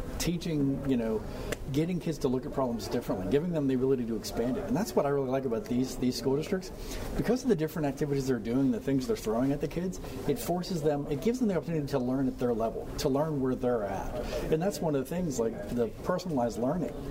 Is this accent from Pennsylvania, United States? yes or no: yes; Perryopolis, Pennsylvania, United States; I'm from Perryopolis, and our school district's Fraser